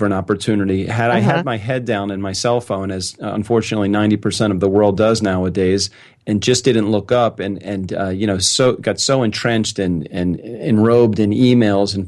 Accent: Baltimore, Maryland, United States; I was born in Baltimore, Maryland in 1964

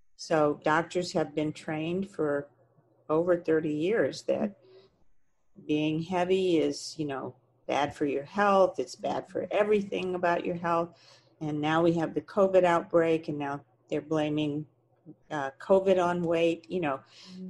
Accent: Texas, United States; I grew up in Texas

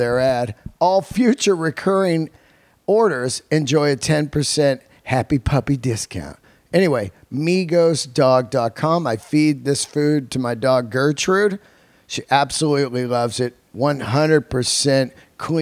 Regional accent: San Francisco, California, United States; moved away; San Francisco, my hometown

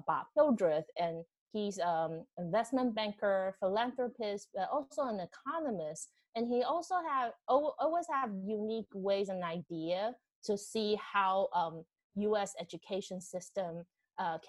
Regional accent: Taiwan; English is a second language; moved away as an adult; now in Boston, United States; I moved from Taiwan. I came to Boston for grad school

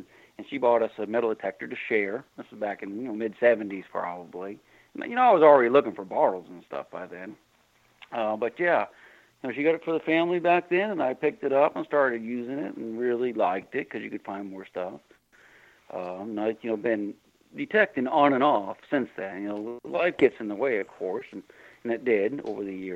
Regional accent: Shenandoah Valley, near Harpers Ferry, West Virginia, United States; I grew up in the Shenandoah Valley in West Virginia, you know, just outside of Harper's Ferry

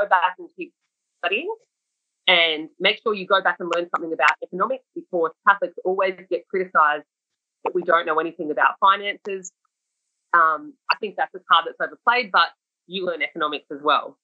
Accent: Sydney, New South Wales, Australia; I was a young person growing up in Sydney

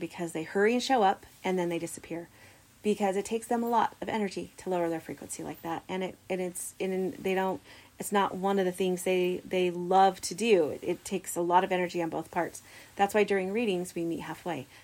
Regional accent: Idaho Falls, Idaho, United States; also born or lived in Logan, Utah; I'm from Idaho Falls, Idaho. I've been living here for most of my life. I did live 12 years in Logan, Utah, but I've been here most of the time.

